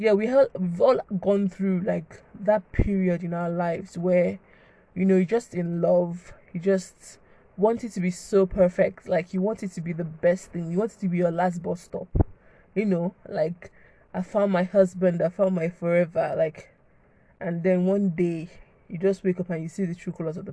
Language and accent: English; Nigeria; I'm a Nigerian girl.